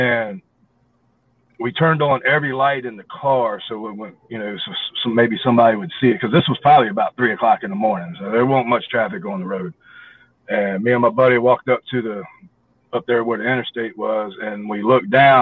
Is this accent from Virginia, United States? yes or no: yes; Hampton, Virginia, United States; I'm originally from Hampton, Virginia, and I got the Coliseum there, and I grew up in the 80s watching Jim Crockett Promotions, Mid-Atlantic Championship Wrestling, NWA, right there in Hampton